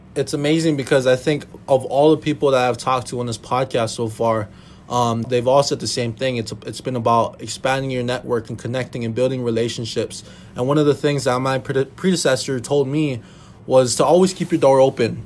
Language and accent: English; Hawaii, United States; moved away as an adult; now in Minnesota, United States; I was born and raised in Hawaii